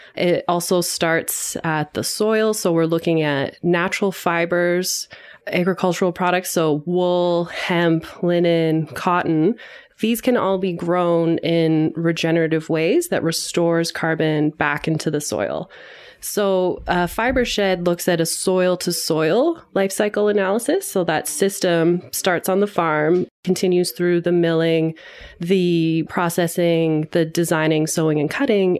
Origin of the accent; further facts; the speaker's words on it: London, Ontario, Canada; I grew up in London, Ontario, so a rather small city in Southern Ontario